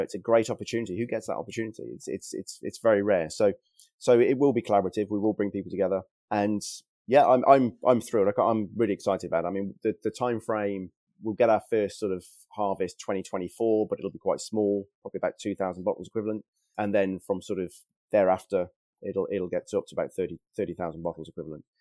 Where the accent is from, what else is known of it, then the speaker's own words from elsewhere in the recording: Worcester, West Midlands, United Kingdom; I'm from Worcester originally